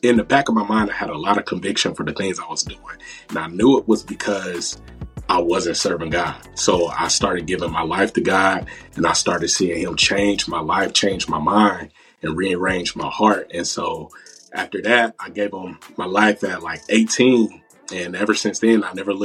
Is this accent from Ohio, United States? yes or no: yes; Dayton, Ohio, United States; So I'm 27 and I grew up in Dayton, Ohio